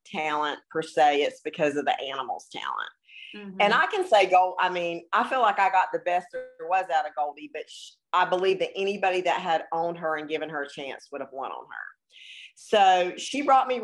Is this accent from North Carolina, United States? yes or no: no; Florida, United States; I grew up in Florida